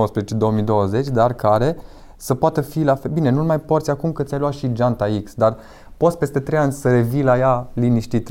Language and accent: Romanian; Victoria, Brașov County, Romania; Lângă Brașov, lângă Victoria, practic, de unde sunt eu